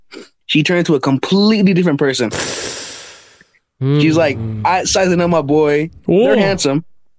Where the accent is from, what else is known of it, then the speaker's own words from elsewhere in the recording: United States; Yeah, I'm American.